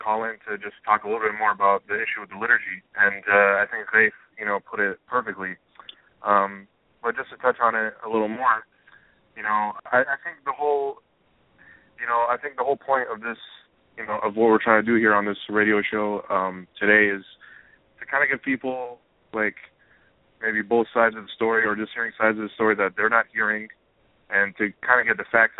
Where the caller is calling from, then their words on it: San Diego, California, United States; I'm calling from San Diego